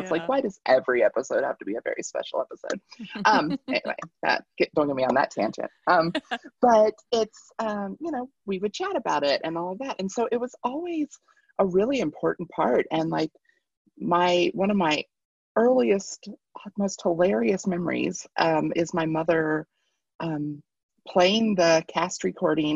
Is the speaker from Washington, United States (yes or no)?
no; Kentucky, United States; now in Colorado, United States; I grew up in Kentucky